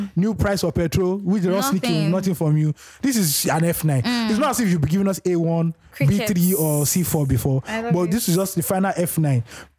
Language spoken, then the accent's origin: English; Nigeria; We have too many... tongues in Nigeria